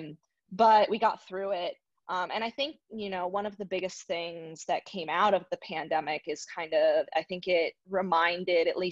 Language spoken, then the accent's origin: English; Arizona, United States; I was born in Arizona